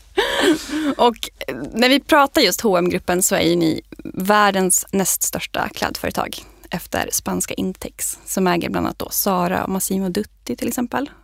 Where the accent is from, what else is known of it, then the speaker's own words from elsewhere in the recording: Sweden; som svensk